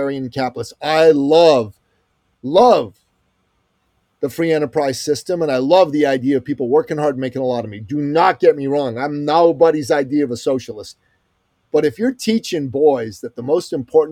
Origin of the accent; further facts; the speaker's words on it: Iran; I'm from Iran